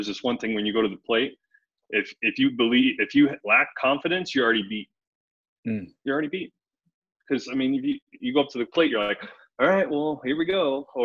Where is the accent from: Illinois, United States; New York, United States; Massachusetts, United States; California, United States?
Illinois, United States; Chicago; We grew up in Chicago